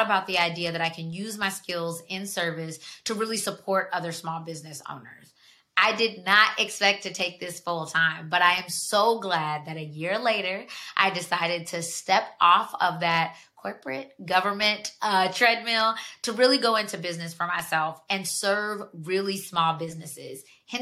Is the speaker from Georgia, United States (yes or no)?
yes; Georgia, United States; moved away as an adult; now in Washington, D.C., United States; I'm from Georgia. I lived down there for 17 years